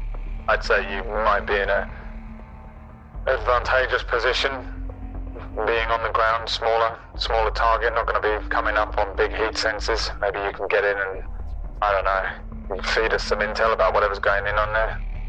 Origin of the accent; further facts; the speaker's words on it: Newfoundland and Labrador, Canada; accent: Newfoundland; It's my accent. Yeah, I'm from Newfus. On Newfus, we sound like this. I have a different accent to you, all right?